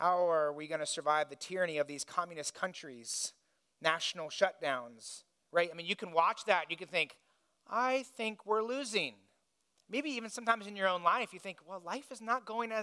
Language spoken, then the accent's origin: English; Indiana, United States; I grew up in Indiana